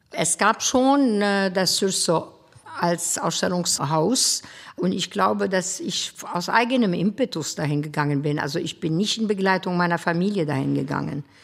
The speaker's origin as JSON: {"language": "German", "town": "Beirut", "region": "Beirut Governorate", "country": "Lebanon", "tie": "born or raised there", "said": "Ich bin äh, in Beirut geboren und aufgewachsen."}